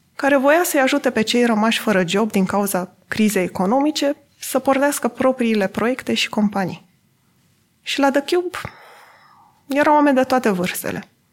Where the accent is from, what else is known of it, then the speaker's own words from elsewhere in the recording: Adjud, Vrancea County, Romania; M-am născut și am copilărit în Adjud, un oraș de 15.000 de locuitori din județul Vrancea.